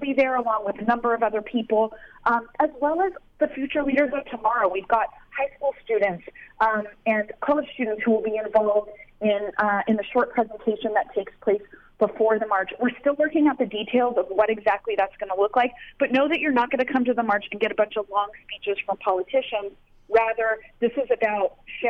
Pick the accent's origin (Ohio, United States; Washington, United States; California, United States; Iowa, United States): California, United States; Garden Grove; having been grown up in Orange County, I grew up in Garden Grove